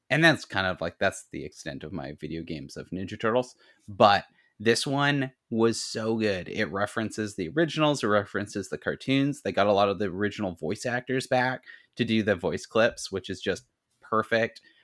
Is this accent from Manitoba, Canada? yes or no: no; Ladysmith, British Columbia, Canada; in my hometown